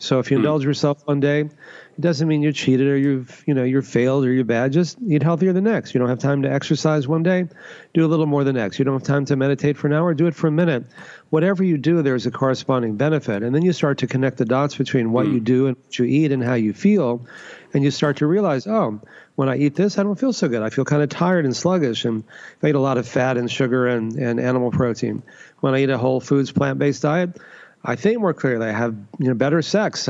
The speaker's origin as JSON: {"language": "English", "region": "Texas", "country": "United States", "tie": "born or raised there", "said": "I grew up in Texas, you know, the meat capital of the U.S."}